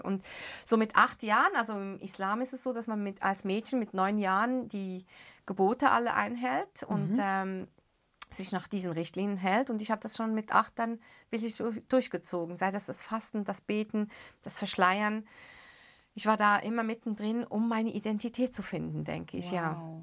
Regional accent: Beirut, Beirut Governorate, Lebanon; moved away; ich bin ja in den Slums von Beirut aufgewachsen

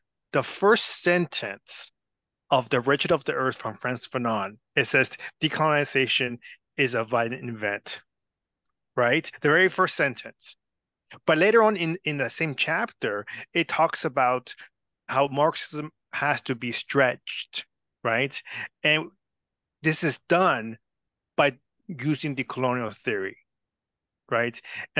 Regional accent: United States; I'm Comanche.

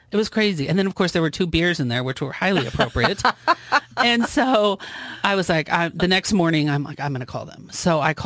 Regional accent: Council Bluffs, Iowa, United States; that's my hometown

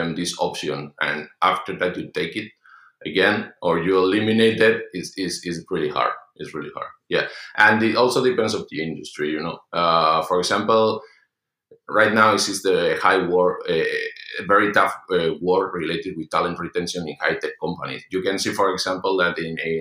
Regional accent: Madrid, Community of Madrid, Spain; in Spain, I'm from Madrid

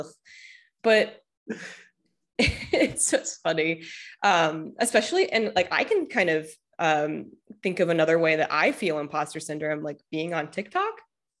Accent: Midwest, United States; I say words weird all the time because I'm originally from the Midwest.

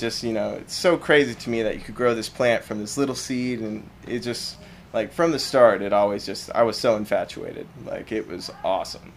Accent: Claremore, Oklahoma, United States; I grew up in Claremore, Oklahoma.

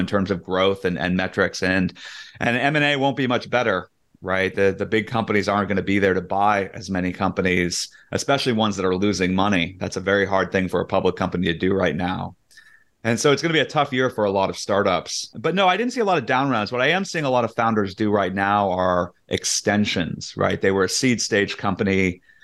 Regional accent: Silicon Valley, California, United States; I, I grew up in Silicon Valley

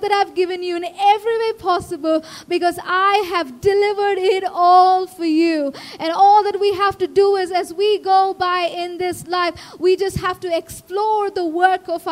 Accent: India; As an Indian kid

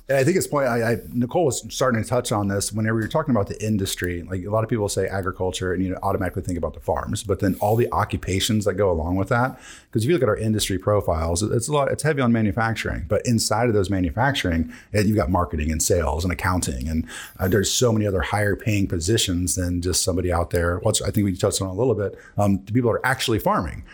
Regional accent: Decatur, Illinois, United States; we are actually all from Decatur

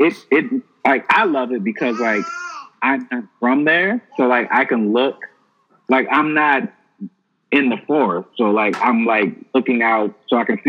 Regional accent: Washington, District of Columbia, United States; Because I'm from like D.C. where like niggas have morals and self-esteem.

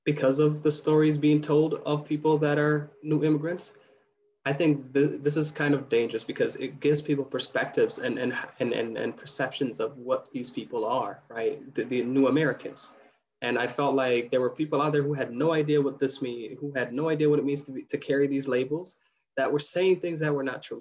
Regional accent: Kenya; moved away; I was born in Kenya in a refugee camp

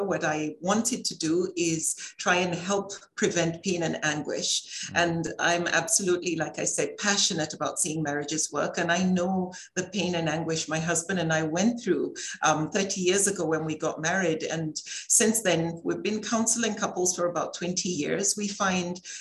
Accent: Nigeria; I grew up in Nigeria

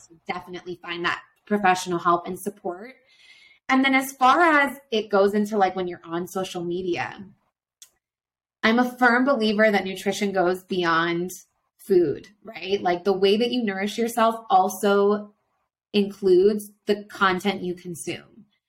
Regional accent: Florida, United States; now in Quito, Ecuador; I'm from Florida

